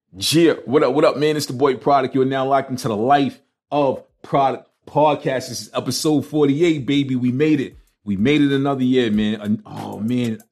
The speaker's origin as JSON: {"language": "English", "town": "New York City", "region": "New York", "country": "United States", "tie": "born or raised there", "moved": "yes", "said": "growing up in Brooklyn"}